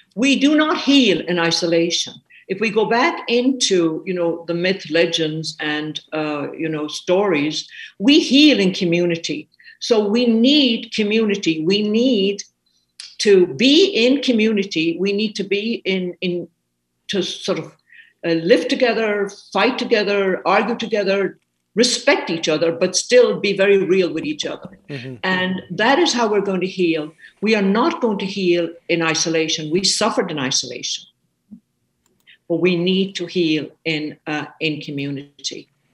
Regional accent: Ireland; now in United States; I'm an Irish woman. I am indeed. I came uh, to the States 50 years ago.

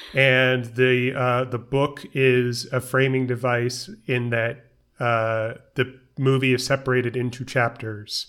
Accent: New York City, New York, United States; I grew up in New York

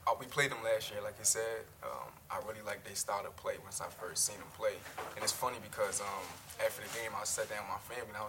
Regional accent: Philadelphia, Pennsylvania, United States; moved away as an adult; now in North Carolina, United States; I come from I'm from Philadelphia. Okay. Um, born and raised, um, my whole life that's uh, it's the only place I ever lived.

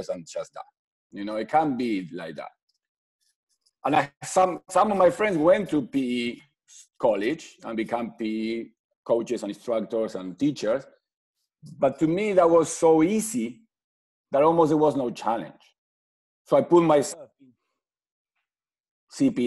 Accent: Mar del Plata, Buenos Aires Province, Argentina; moved away as an adult; I'm from Argentina

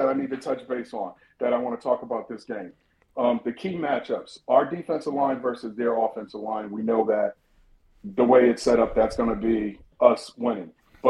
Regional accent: Connecticut, United States; I'm from Connecticut

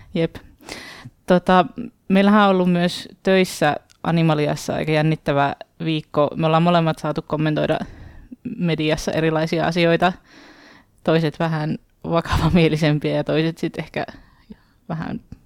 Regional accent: Oulu, North Ostrobothnia, Finland; mun kotikaupungissa Oulussa

